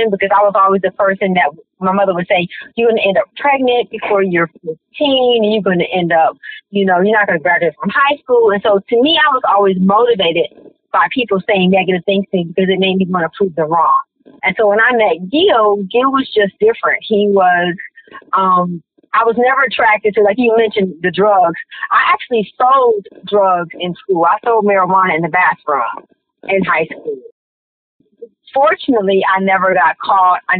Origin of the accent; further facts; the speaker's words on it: Detroit, Michigan, United States; I grew up in Detroit as well. I grew up on the west side.